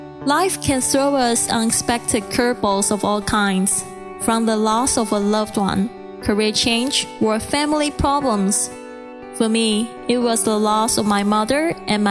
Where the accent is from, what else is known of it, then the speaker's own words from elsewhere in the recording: Taiwan; accent: Chinese accent; first language Mandarin; English is a second language; moved away; I'm originally from Taiwan, and Mandarin is my first language.